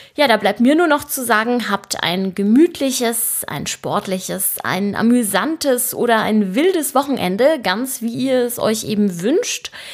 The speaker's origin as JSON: {"language": "German", "country": "Germany", "said": "bei uns in Deutschland"}